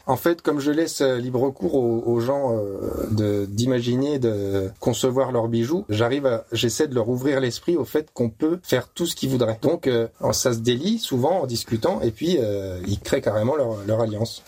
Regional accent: Châlons-en-Champagne, Grand Est, France; je suis né à Chalon-en-Champagne, enfin Chalon-sur-Marne.

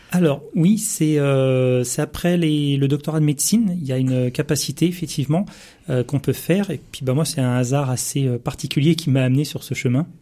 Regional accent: Seine-Saint-Denis, Île-de-France, France; je suis issu de la Seine-Saint-Denis

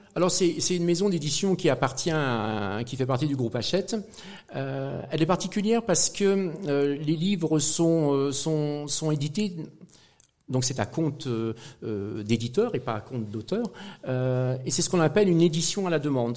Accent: Saint-Étienne, Auvergne-Rhône-Alpes, France; moved away as an adult; also born or lived in Brest / Brittany; en tant que pur Stéphanois

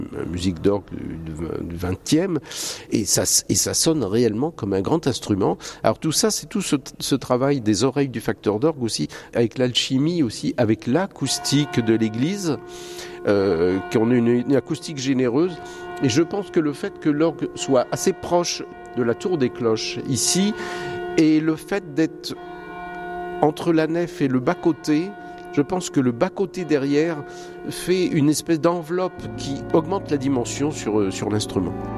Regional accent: Nantes, Pays de la Loire, France; moved away as an adult; also born or lived in Lille / Paris; now in Vouvant, France; Je suis nantais d'origine.

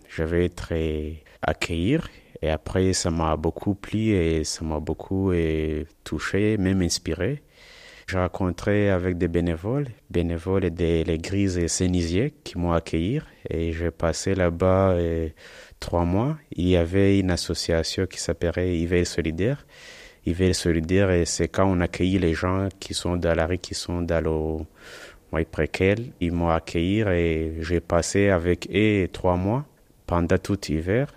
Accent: Rwanda; moved away as an adult; now in France; je viens du Rwanda et je suis arrivé en France euh, dans le mois de novembre 2018

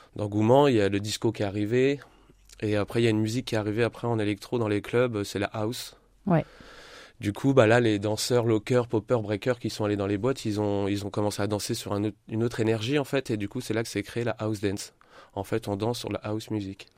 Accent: Châlons-en-Champagne, Grand Est, France; also born or lived in Reims; je suis revenu revivre à Chalon euh, il y a 3-4 ans, j'ai vécu 20 ans sur Reims et j'ai voulu revenir euh, dans ma ville natale

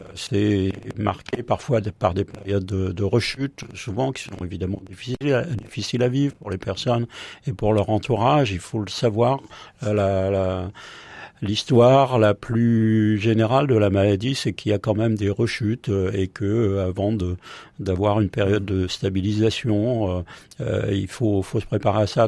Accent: Paris, Île-de-France, France; moi je, je suis parisien

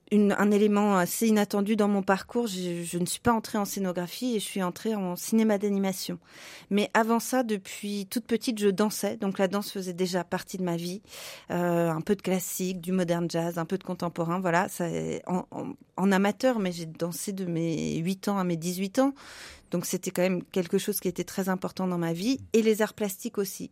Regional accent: Paris, Île-de-France, France; moved away as an adult; also born or lived in Prague, Czech Republic; now in Lyon, France; je ne suis pas de la région lyonnaise, je suis parisienne

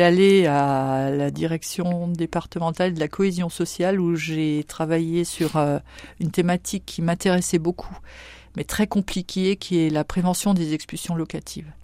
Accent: Saint-Avold, Grand Est, France; moved away as an adult; now in Châlons-en-Champagne, France; Je viens de Saint-Avold en Moselle. Mon mari, mes enfants sont nés là-bas. Nous sommes euh, tous de là-bas et nous sommes venus en 99, en oui, 1999.

